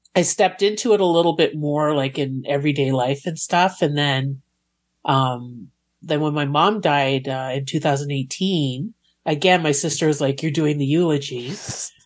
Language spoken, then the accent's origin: English; Montreal, Quebec, Canada; I grew up in Montreal